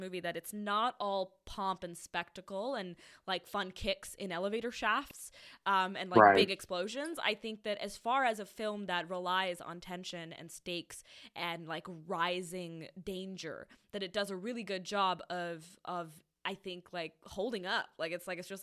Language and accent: English; India; moved away; I grew up in India.